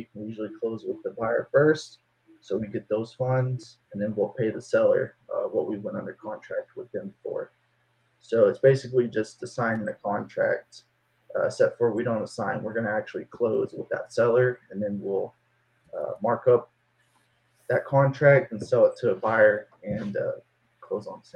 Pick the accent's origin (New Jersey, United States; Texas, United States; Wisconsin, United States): Texas, United States; Denton; now in Fort Worth, United States; I'm from Denton, Texas, originally. I live in Fort Worth now, Cowtown, they call it